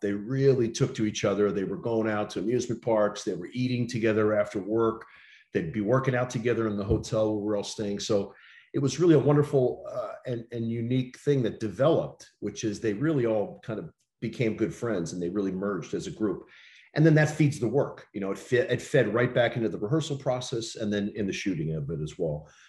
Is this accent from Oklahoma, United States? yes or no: no; New York City, New York, United States; I, I grew up in New York City